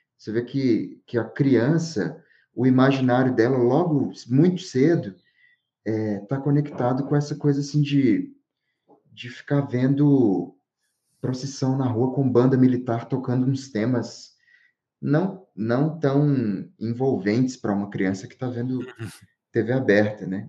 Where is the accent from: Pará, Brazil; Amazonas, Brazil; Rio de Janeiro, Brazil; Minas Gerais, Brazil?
Minas Gerais, Brazil; Diamantina; moved away as an adult; now in São Paulo, Brazil; eu tô em Diamantina, né? Que é a cidade que eu nasci, eu vivo em São Paulo